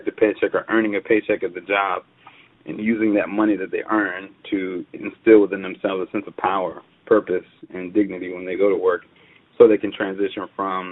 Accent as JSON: {"language": "English", "town": "Atlanta", "region": "Georgia", "country": "United States", "tie": "born or raised there", "said": "Born and raised in Atlanta, Georgia"}